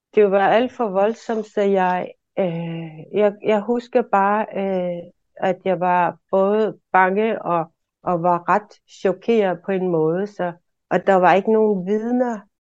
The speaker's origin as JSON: {"language": "Danish", "town": "Maniitsoq", "country": "Greenland", "tie": "born or raised there", "also_born_or_lived": "Aarhus", "said": "Jeg er født og opvokset i Manitok"}